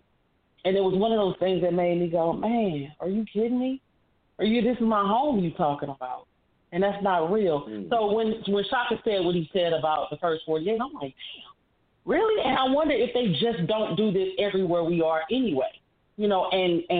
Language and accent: English; East St. Louis, Illinois, United States; moved away as an adult; now in St. Louis, United States; I come from East St. Louis